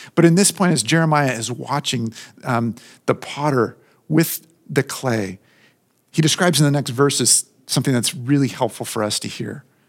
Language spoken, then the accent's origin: English; Southern California, United States; I grew up in Southern California.